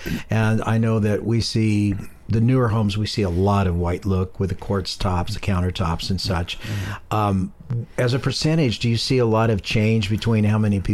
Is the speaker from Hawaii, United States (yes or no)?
no; San Pablo, California, United States; I grew up in San Pablo, Richmond